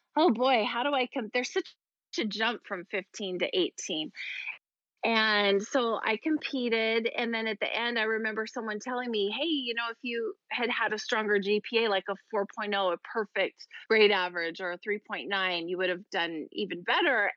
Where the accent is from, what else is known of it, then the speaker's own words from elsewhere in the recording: Idaho, United States; I grew up in Idaho, so it wasn't a huge pageant state